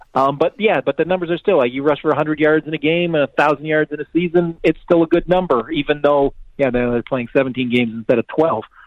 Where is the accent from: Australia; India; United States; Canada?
Canada; I'm Canadian